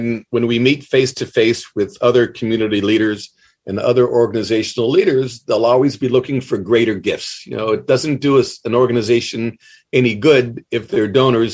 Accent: Cleveland, Ohio, United States; now in Columbus, United States; I was born in Cleveland. Went to school in Cleveland High School, and then went to the Ohio State University and really virtually never went back

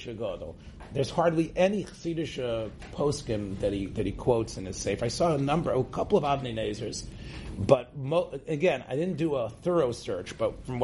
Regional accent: Israel; growing up in Eretz Yisrael

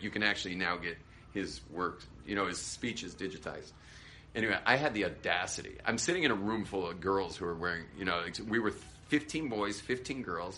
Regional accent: California, United States; I was a surfer from California.

